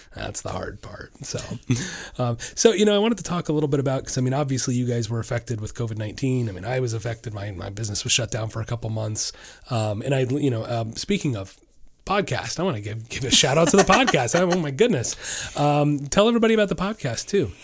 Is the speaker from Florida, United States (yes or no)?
yes; Orlando, Florida, United States; I'm from Orlando